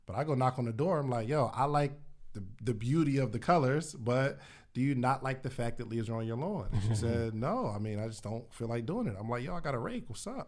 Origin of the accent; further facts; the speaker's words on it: Willingboro, New Jersey, United States; also born or lived in Alabama; now in Atlanta, United States; I'm from New Jersey originally. Willingboro, New Jersey.